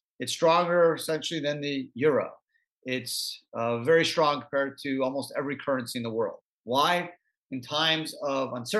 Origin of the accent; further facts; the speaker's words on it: Canada; I grew up in Canada